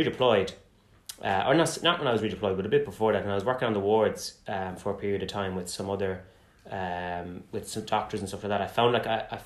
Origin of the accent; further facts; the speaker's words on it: Galway, Connacht, Ireland; moved away as an adult; also born or lived in England; now in Limerick, Ireland; from Galway.